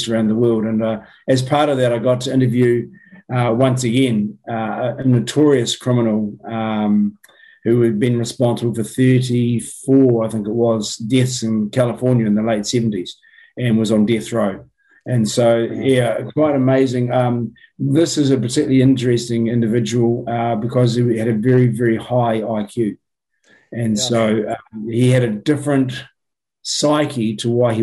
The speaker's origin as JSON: {"language": "English", "town": "Christchurch", "region": "Canterbury", "country": "New Zealand", "tie": "born or raised there", "said": "I was born and raised in Christchurch, spent all my schooling"}